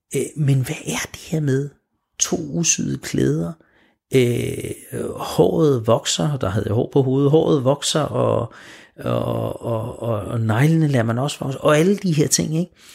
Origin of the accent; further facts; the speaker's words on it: Smørum, Capital Region of Denmark, Denmark; jeg er født og opvokset i Smørum